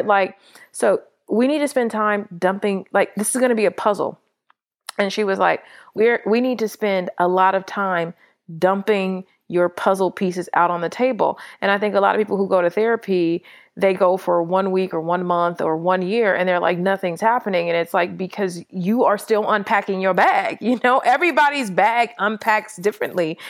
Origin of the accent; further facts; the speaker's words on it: Los Angeles, California, United States; now in Atlanta, United States; I'm from Los Angeles